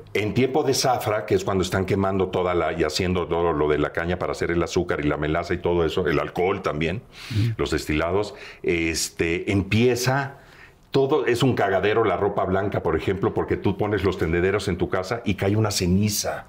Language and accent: Spanish; Veracruz, Mexico; moved away; yo soy oriundo de Veracruz, del puerto